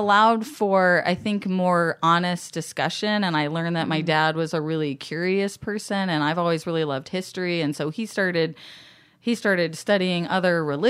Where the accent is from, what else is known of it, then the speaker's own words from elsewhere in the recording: Alaska, United States; also born or lived in Florida; The things you might learn later is that my dad, I grew up in Alaska and my dad currently still lives there. And my mom was in Florida. And so I was kind of jumping back and forth.